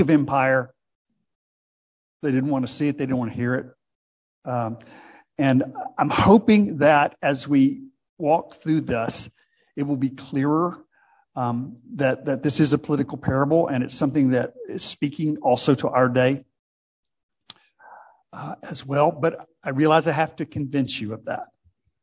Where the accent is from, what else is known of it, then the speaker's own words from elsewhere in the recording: United States; As an American